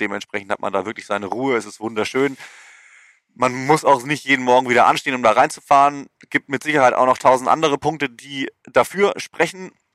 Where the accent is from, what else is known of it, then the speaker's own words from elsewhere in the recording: Germany; now in United States; uns als äh, Deutscher